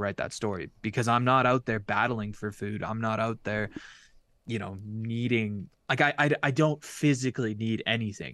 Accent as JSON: {"language": "English", "country": "Canada", "said": "as a Canadian"}